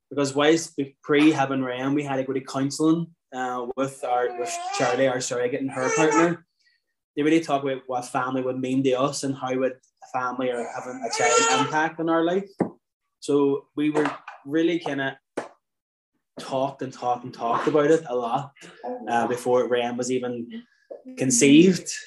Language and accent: English; Ireland; I suppose certainly growing up in Ireland